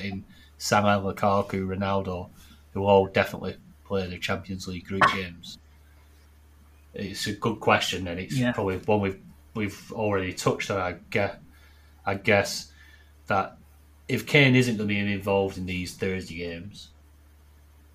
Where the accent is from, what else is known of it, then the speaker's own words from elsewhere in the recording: the north of England, United Kingdom; accent: northern; I'm northern, that. That's my accent